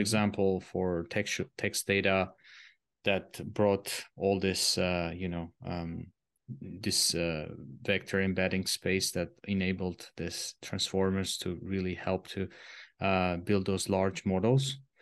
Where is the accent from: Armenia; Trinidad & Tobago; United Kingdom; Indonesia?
Armenia; moved away as an adult; also born or lived in Switzerland; I'm originally coming from Armenia. It's a Eastern European small country